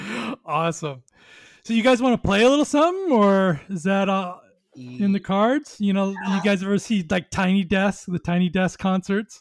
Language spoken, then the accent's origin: English; Long Beach, California, United States; I grew up in Long Beach